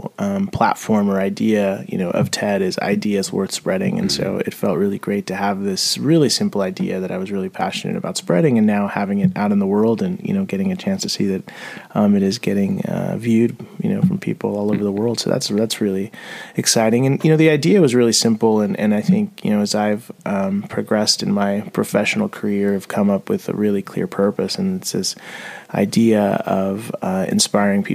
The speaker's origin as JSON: {"language": "English", "town": "San Diego", "region": "California", "country": "United States", "tie": "born or raised there", "also_born_or_lived": "Mexico City, Mexico", "lives_now": "Portland, United States", "said": "I left Mexico City when I was 5, and I grew up in San Diego"}